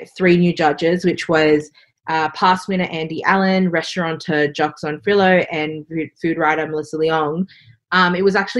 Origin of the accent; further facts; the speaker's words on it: Australia; So being Singaporean Australian and also being a woman is, you know, two really hard things to do in a country like Australia